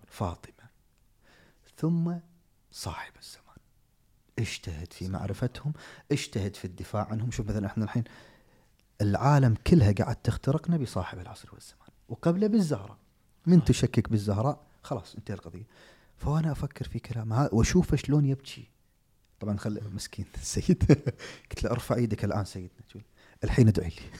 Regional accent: Kuwait; عندنا في الكويت

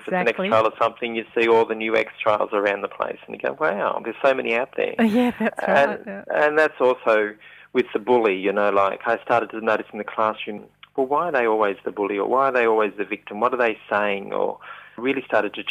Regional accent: Young, New South Wales, Australia; moved away; my hometown of Young in New South Wales

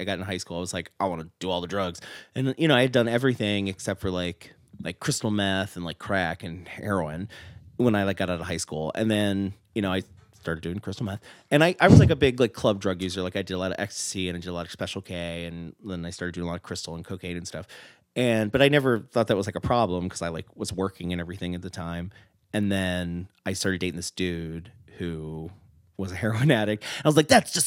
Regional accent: Columbia, Maryland, United States; also born or lived in Mount Airy, Maryland / Taylorsville, Maryland; we lived in Columbia, like I grew up in Columbia

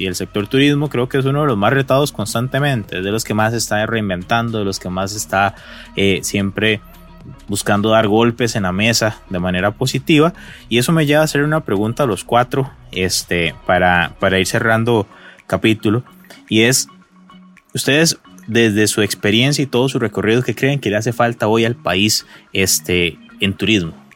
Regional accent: Costa Rica; somos reconocidos los costarricenses es por ser ese confianzudos también

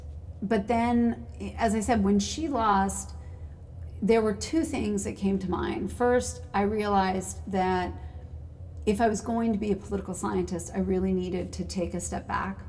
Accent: Piedmont, California, United States; moved away as an adult; also born or lived in Riverside, Southern California / San Rafael, Marin County / Santa Barbara / Los Angeles; now in Washington, D.C., United States; I was raised in the East Bay with my mom.

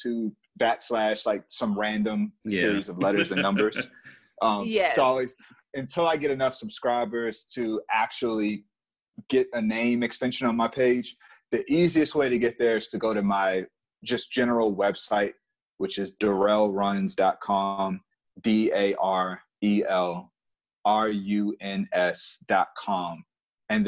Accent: New York, United States; I'm from New York

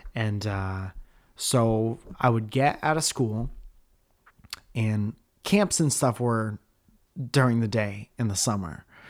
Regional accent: Connecticut, United States; born or raised there

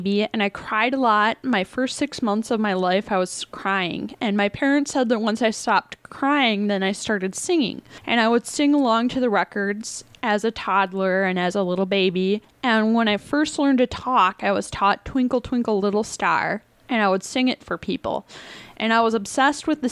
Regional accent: Evansville, Wisconsin, United States; also born or lived in Madison, Wisconsin / Nashville, Tennessee; I was born in Madison, Wisconsin, and then raised in Evansville, out in the country.

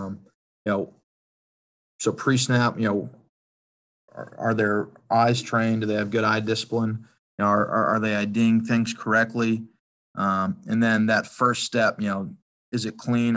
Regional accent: Massachusetts, United States; I grew up in Massachusetts, you know, played my college ball in Massachusetts

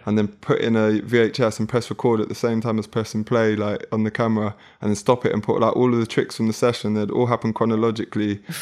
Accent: London, United Kingdom; from South London, like Hernhill

